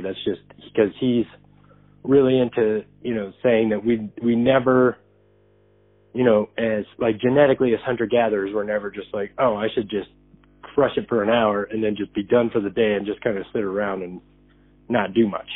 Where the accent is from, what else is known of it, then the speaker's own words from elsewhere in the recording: Arizona, United States; I'm from Arizona